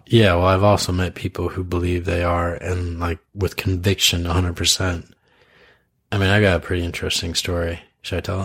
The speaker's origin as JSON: {"language": "English", "region": "Idaho", "country": "United States", "tie": "born or raised there", "moved": "yes", "said": "I grew up in Idaho where like BB guns were like a big thing"}